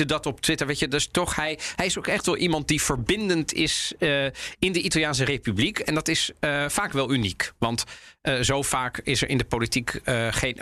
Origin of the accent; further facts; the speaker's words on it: Netherlands; wij Nederlanders